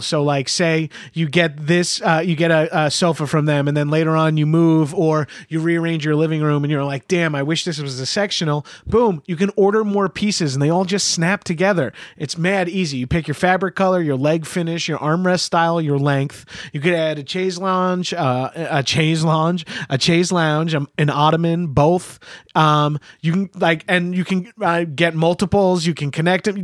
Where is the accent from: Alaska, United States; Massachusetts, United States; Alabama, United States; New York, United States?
New York, United States; I'm Italian and I'm from New York